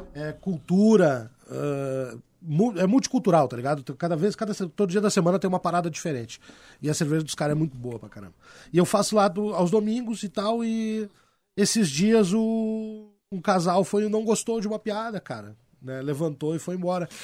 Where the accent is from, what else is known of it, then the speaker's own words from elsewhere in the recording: Porto Alegre, Rio Grande do Sul, Brazil; Eu me criei no Partenon, nasci e me criei ali